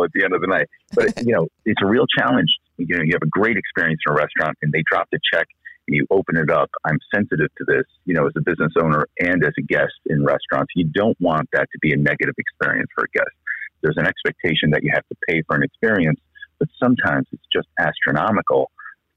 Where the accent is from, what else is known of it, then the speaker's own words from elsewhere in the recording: Connecticut, United States; now in Scottsdale, United States; I'm from Connecticut originally